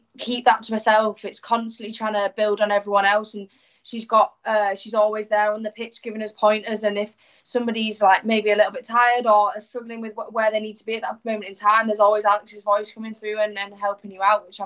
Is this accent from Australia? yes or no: no; York, Yorkshire and the Humber, United Kingdom; born or raised there; also born or lived in Hull; now in Salford, United Kingdom